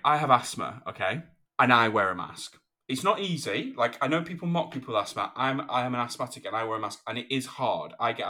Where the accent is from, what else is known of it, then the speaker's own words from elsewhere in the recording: United Kingdom; Well, I mean, I'm British